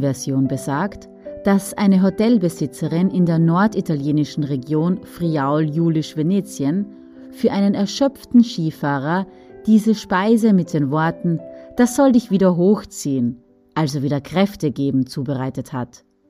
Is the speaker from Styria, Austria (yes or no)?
yes; Styria, Austria; bei uns in der Steiermark